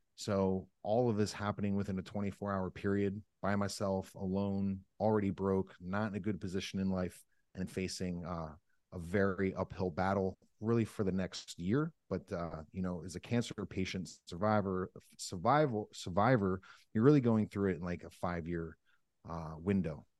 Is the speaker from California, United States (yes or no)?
no; Northeast Pennsylvania, United States; I grew up in Northeast Pennsylvania